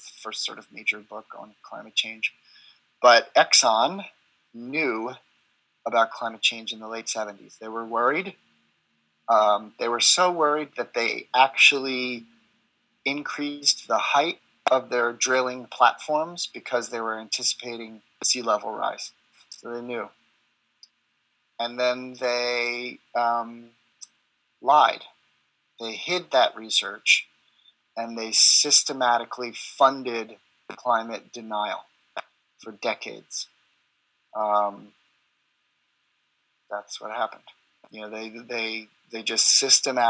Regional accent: United States; I'm American

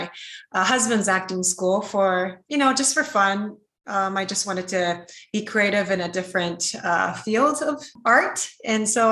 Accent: Japan; also born or lived in United States; I was born in America and I grew up in Japan

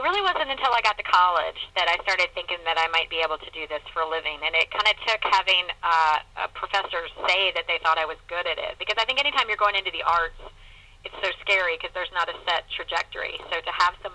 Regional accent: Chapel Hill, North Carolina, United States; I live in my hometown, so I still drive past my high school at least once a week

